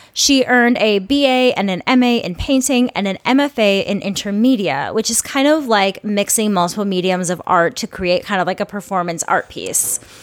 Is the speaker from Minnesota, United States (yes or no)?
yes; Minnesota, United States; I'm a Minnesotan